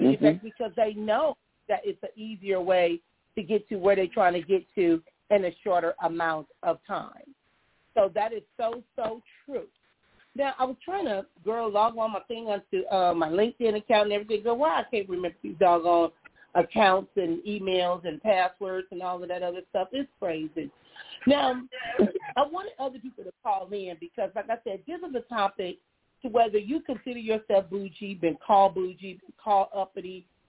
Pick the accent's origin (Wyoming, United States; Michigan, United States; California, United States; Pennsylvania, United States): California, United States; Compton; But because I came from Compton, it was a 30-minute drive.